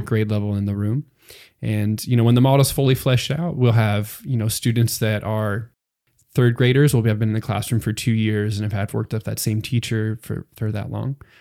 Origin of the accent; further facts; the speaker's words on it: Pennsylvania, United States; moved away as an adult; now in San Antonio, United States; I'm from Pennsylvania originally, so that's um, pretty far away from Texas